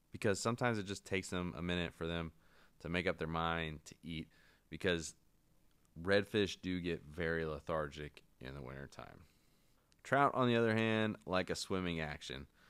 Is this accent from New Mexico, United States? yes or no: no; North Carolina, United States; I'm from North Carolina